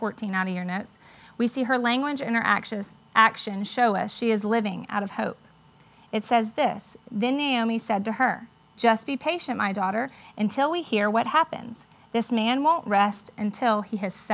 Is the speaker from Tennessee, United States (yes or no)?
no; Charleston, South Carolina, United States; moved away as an adult; now in Charlotte, United States; we moved from Charleston to Charlotte, the only place I'd ever really known.